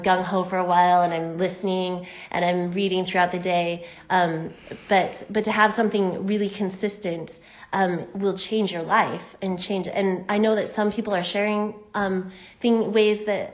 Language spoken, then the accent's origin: English; Moscow, Idaho, United States; I was born and raised in Moscow